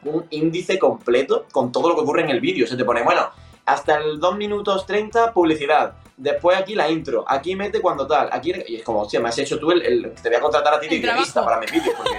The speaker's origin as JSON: {"language": "Spanish", "region": "Andalusia", "country": "Spain", "said": "siendo incluso andaluz"}